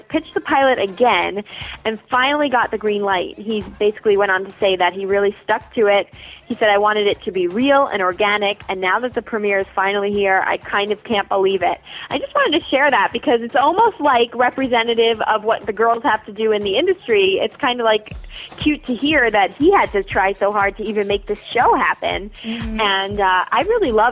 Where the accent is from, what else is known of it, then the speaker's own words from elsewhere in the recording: Long Island, New York, United States; I actually am from New York, and I grew up in Long Island